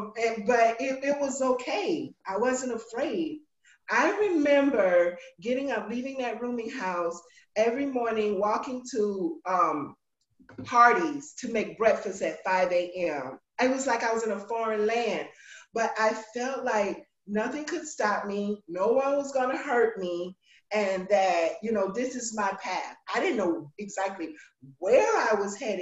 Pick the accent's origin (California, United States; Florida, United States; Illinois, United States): Florida, United States; Polk County; I was born in big old Polk County, Florida, right down 60 here